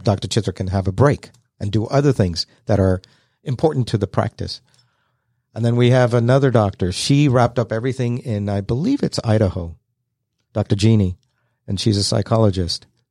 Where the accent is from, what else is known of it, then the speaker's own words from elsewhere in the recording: London, United Kingdom; now in Kennesaw, United States; I was born and raised in London, moved to Kennesaw, Georgia back in nineteen seventy-eight